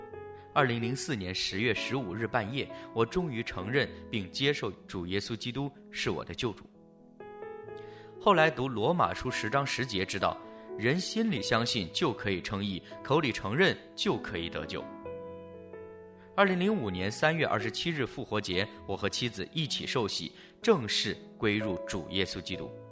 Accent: China; born there; 我于一九七一年出生在中国大陆，小时候能记得的就是观看如何批斗走资派。

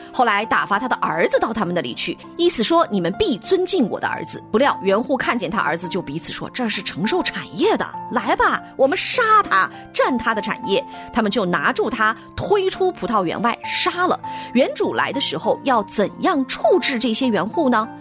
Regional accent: northern China, China; 我的家乡其实是北方的城市，所以是它其实是不太下雨的

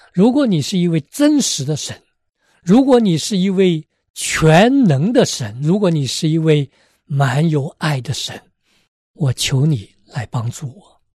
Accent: China; moved away; 我小时候，在国内的时候

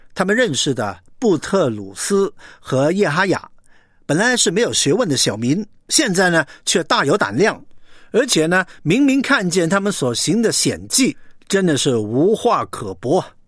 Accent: China; 我们中国人

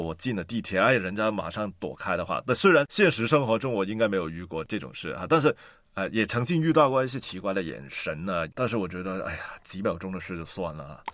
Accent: Hong Kong; 我也是在香港出生啊，但是呢，我的妈妈呢，是一个中国家上印度的混血儿

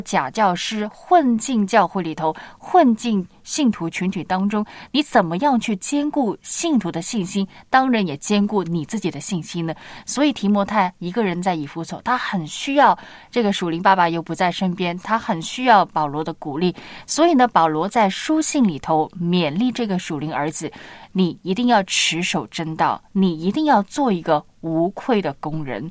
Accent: Shanghai, China; 我们是上海人嘛，很喜欢吃凉拌的食物的

